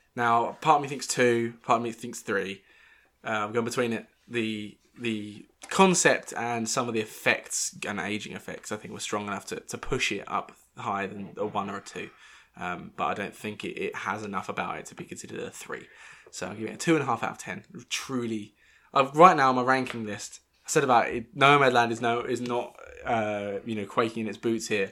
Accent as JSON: {"language": "English", "region": "Northern England", "country": "United Kingdom", "accent": "Northern"}